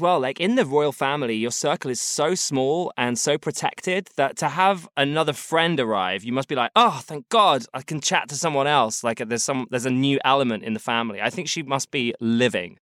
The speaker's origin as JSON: {"language": "English", "region": "London", "country": "United Kingdom", "said": "as a sort of Londoner, as a British person"}